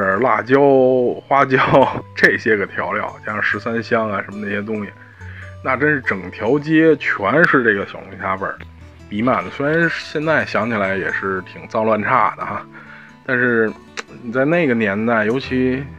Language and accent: Chinese; Beijing, China; 这个我虽然作为一个北京人